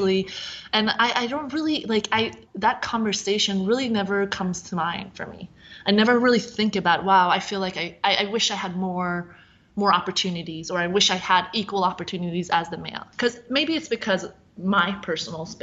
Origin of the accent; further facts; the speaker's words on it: Sweden; moved away as an adult; now in United States; I grew up in Sweden, so obviously like my experience is very different. But having come to the U.S. as a 20-year-old